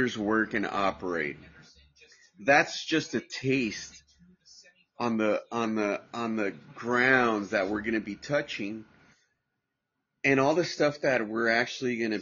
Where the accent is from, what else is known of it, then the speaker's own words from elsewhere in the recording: Santa Ana, California, United States; now in Palm Springs, United States; I grew up in Orange County, birthplace Orange County, What's up to all my people of OC, Orange, Santa Ana, all my Santa Ana boys, because that's where I grew up